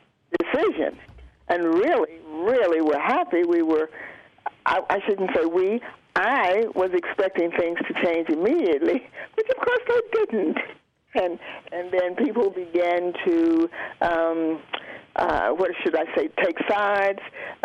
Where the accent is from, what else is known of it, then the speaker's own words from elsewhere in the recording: Roanoke, Virginia, United States; moved away; also born or lived in North Carolina; I was born in Roanoke, Virginia, yes.